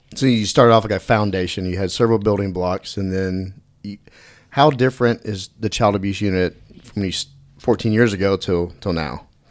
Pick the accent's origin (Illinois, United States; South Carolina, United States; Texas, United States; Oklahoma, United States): Texas, United States; Dallas; I grew up in Dallas